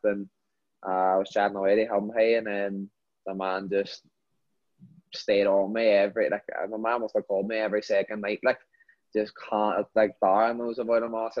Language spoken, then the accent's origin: English; Derry, Northern Ireland, United Kingdom; born or raised there; moved away as an adult; now in United States